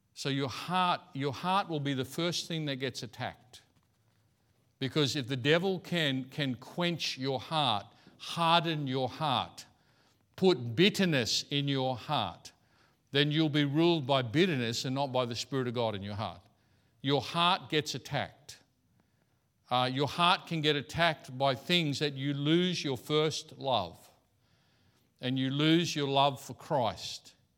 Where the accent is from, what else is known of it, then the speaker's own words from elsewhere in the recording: Australia; I'm Aussie